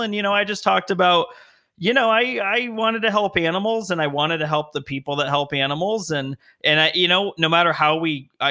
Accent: Las Vegas, Nevada, United States; I'm from Las Vegas

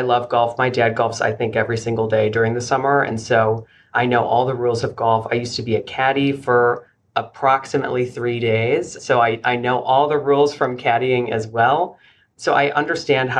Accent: Flossmoor, Illinois, United States; also born or lived in Philadelphia area, Pennsylvania; I grew up in the south suburbs of Chicago in the Homewood Flossmoor area

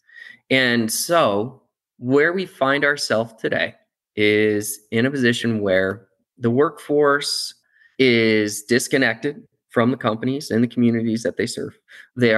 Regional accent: Akron, Ohio, United States; I grew up in Akron, rubber capital

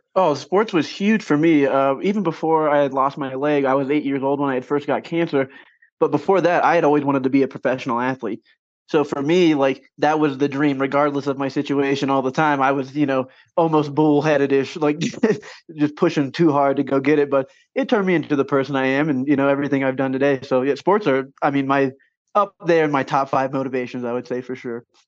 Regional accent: Champaign County, Ohio, United States; I grew up in Champaign County, Ohio.

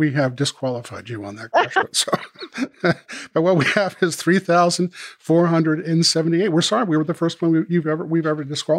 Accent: Maine, United States; my growing up in Maine

